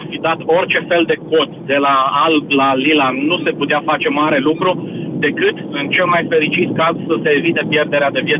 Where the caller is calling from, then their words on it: Timișoara, Timiș County, Romania; Sunt și eu din Timișoara, din primul eșalon al celor loviți de furtună ieri.